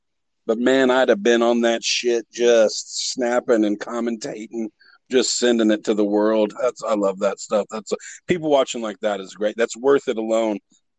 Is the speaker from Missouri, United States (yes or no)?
yes; Joplin, Missouri, United States; I was born in Joplin, Missouri. I lived in Missouri.